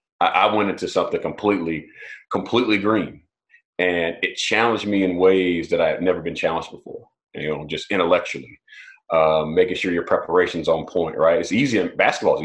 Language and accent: English; Prattville, Alabama, United States; I'm from Prattville, Alabama originally. So I'm a down south boy, right? And country boy, actually.